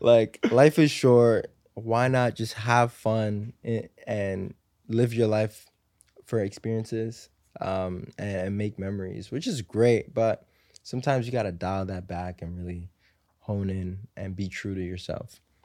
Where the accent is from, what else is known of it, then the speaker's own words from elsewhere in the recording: New York City, New York, United States; I grew up in Harlem, um, you know, in, in the projects, like Section eight housing